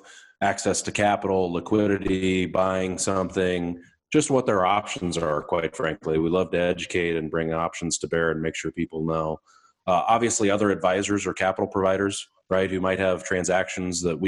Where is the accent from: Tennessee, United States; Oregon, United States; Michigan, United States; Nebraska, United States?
Nebraska, United States; Malcolm; So Malcolm, Nebraska is my hometown.